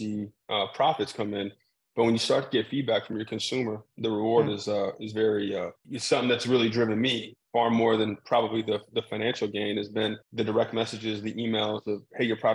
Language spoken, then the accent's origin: English; Salt Lake City, Utah, United States; moved away; I went to school about 5 hours from where I grew up in Salt Lake City, Utah.